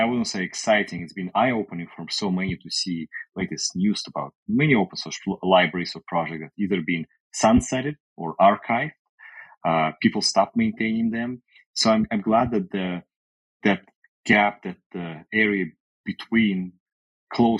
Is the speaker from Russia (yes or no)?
yes; Russia; also born or lived in Canada; now in United States; I currently live in the US, but I lived in Canada, but I'm originally from Europe, from Russia.